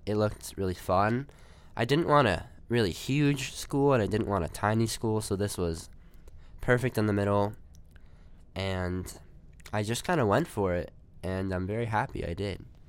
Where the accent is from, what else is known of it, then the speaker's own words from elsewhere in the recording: New Jersey, United States; I'm from New Jersey